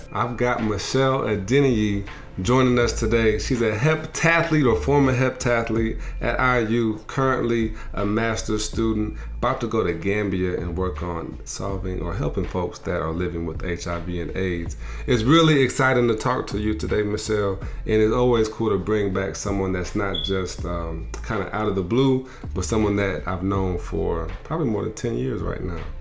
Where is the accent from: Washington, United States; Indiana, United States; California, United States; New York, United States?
Indiana, United States; South Bend; when I tell them I'm from South Bend, did you go to Notre Dame?